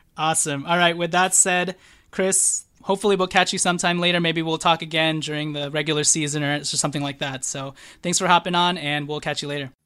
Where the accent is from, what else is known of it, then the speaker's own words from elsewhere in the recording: Philippines; I'm Filipino